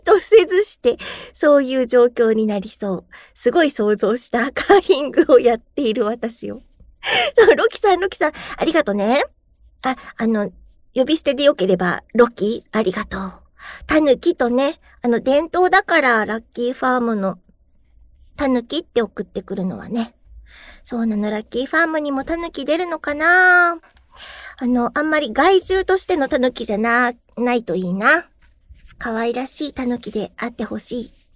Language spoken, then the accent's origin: Japanese; Aomori, Japan; born or raised there; now in Tokyo, Japan